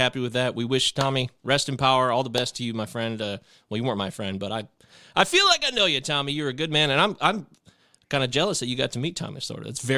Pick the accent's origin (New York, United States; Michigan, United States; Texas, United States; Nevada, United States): Michigan, United States; Detroit; a guy living in the Midwest, growing up in the Detroit area